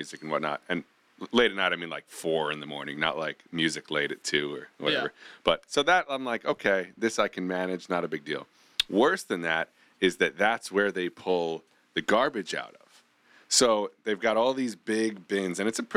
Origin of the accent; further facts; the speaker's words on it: New York, United States; I was from New York